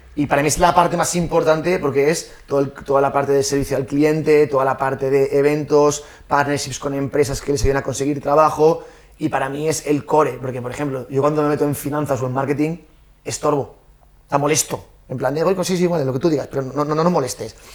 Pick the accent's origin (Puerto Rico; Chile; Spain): Spain; Valencian Community; moved away as an adult; also born or lived in Australia; somos valencianos